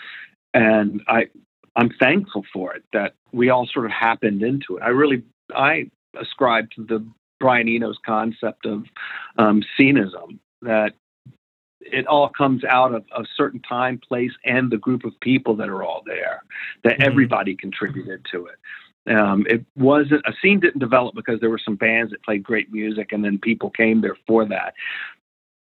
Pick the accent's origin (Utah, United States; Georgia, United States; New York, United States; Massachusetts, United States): Georgia, United States; Atlanta; I grew up in Atlanta. And I grew up in Atlanta in the, you know, basically the civil rights era